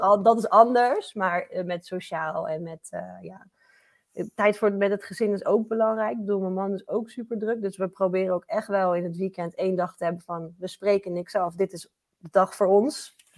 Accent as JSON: {"language": "Dutch", "town": "Gouda", "region": "South Holland", "country": "Netherlands", "said": "in Gouda, waar ik vandaan kom"}